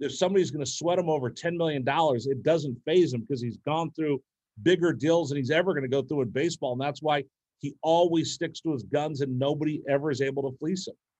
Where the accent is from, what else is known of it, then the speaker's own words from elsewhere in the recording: Bay Area, California, United States; moved away; also born or lived in Bakersfield, California; I grew up in the Bay Area